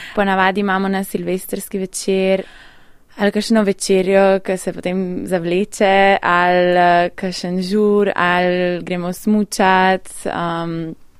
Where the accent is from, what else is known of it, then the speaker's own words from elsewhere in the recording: Białowieża Forest, eastern Poland, Podlaskie Voivodeship, Poland; Slovenian is a second language; moved away; prihajam iz Beloverskega pragozda iz vzhoda Poljske